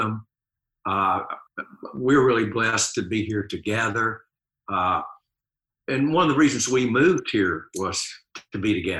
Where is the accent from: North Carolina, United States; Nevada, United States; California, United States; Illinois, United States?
North Carolina, United States; Charlotte; We're from Charlotte, so a lot of our friends they're still out there.